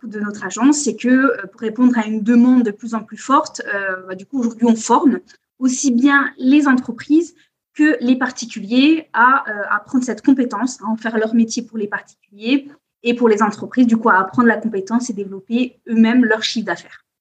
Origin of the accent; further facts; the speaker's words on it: Corsica, France; now in Biarritz, France; je suis née, j'ai grandi en Corse